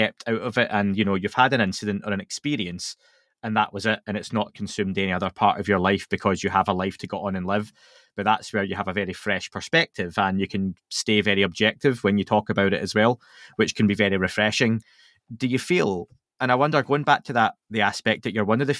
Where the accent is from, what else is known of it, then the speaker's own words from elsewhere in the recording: Scotland, United Kingdom; I'm Scottish